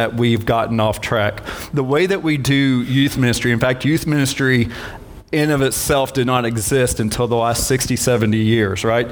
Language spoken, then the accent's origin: English; Maryville, United States; Maryville, at my hometown